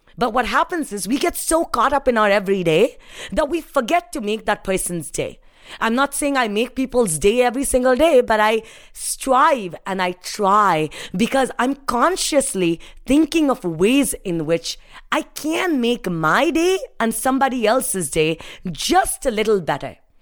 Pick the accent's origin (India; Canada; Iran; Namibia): India; moved away as an adult; now in United States; my life growing up in India, uh, standing underneath a street light, not having electricity